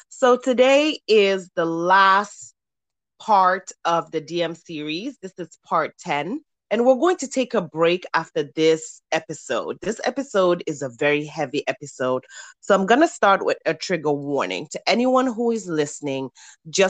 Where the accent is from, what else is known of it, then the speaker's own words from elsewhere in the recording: Gambia; my fellow Gambian woman